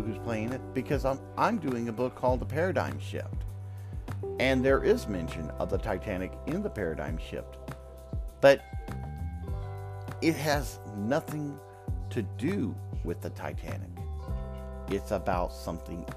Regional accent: the South, United States; accent: Southern drawl; moved away; also born or lived in the North (US); I got a Southern drawl

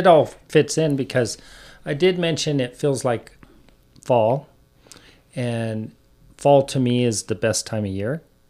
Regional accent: Northglenn, Colorado, United States; growing up in North Glen.

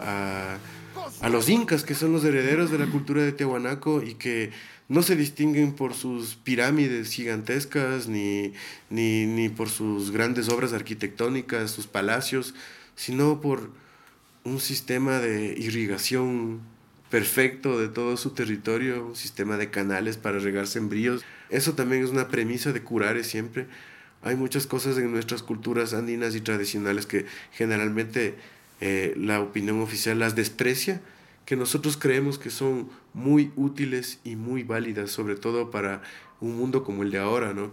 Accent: Ibarra, Imbabura, Ecuador; Nosotros dos nos criamos en Ibarra, mi hermano, el baterista y yo, somos hermanos primero

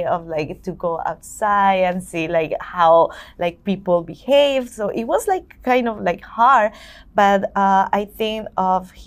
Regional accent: Colombia; now in New York, United States; I'm from Colombia

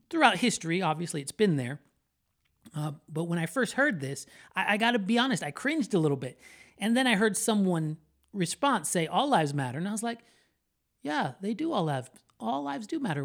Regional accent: Florida, United States; I am a Florida boy, born and raised in Florida

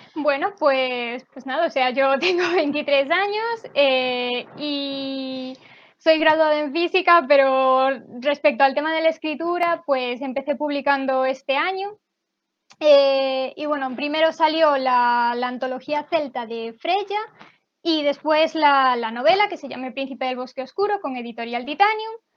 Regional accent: Galicia, Spain; yo soy de Galicia, entonces también tenía lengua gallega

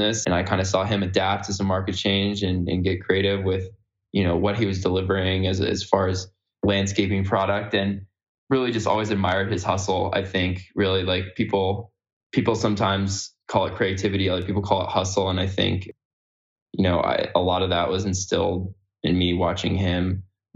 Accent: California, United States; I grew up in California

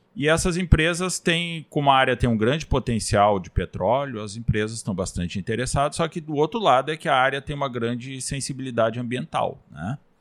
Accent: Rio Grande do Sul, Brazil; moved away as an adult; also born or lived in Bragança, Pará; now in Pará, Brazil; nós, os gaúchos, somos naturalmente mais é, desbravadores, né? Tem gaúcho espalhado pelo Brasil inteiro e eu vim para cá, eu saí, né? No caso da minha, da minha terra

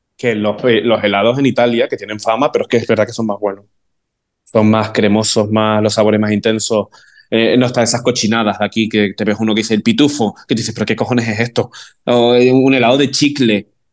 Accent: Arafo, Canary Islands, Spain; moved away as an adult; also born or lived in Santa Cruz de Tenerife; yo me fui de Arafo eh, con 19 años

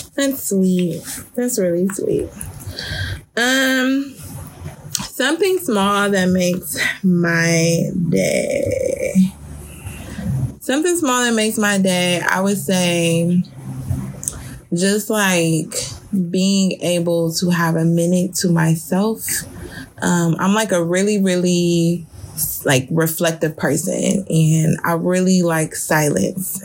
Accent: Detroit, Michigan, United States; I grew up in Detroit. Um, for those of you who don't know, and I'm from the east side of Detroit.

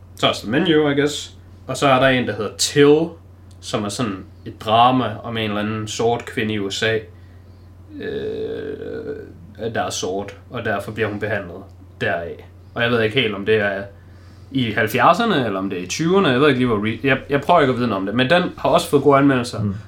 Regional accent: Denmark; som dansker

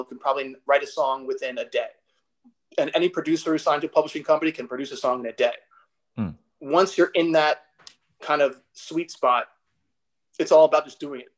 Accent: New York, United States; growing up in New York

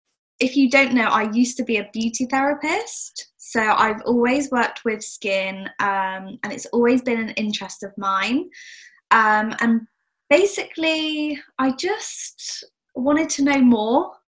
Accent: South West England, United Kingdom

